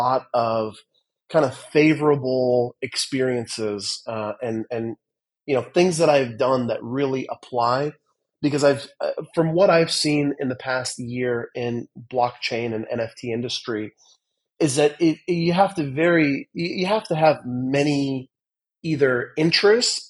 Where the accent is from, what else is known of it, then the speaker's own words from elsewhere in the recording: Midwest, United States; moved away as an adult; also born or lived in Los Angeles, California; now in Australia; I grew up in the Midwest and I ended up living in Los Angeles in Southern California